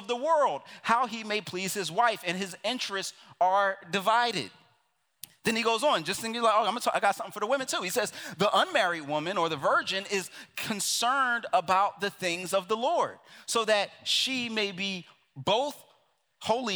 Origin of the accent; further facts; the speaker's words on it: Philadelphia, Pennsylvania, United States; I'm from Philadelphia, which literally means city of phileo, of brotherly love